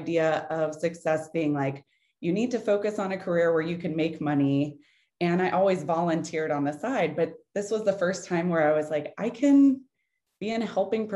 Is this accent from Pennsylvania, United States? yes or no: no; New Orleans, Louisiana, United States; moved away as an adult; also born or lived in Tallahassee, Florida; Hurricane Katrina hit New Orleans. And that was my hometown